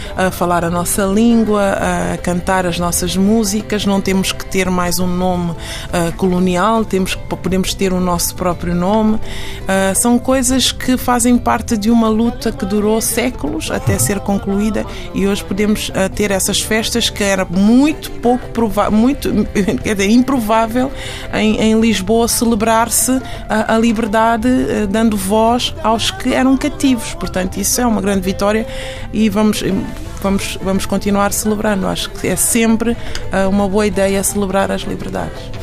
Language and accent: Portuguese; Guinea-Bissau; now in Portugal; Eu saí da Guiné, mas a Guiné não saiu de mim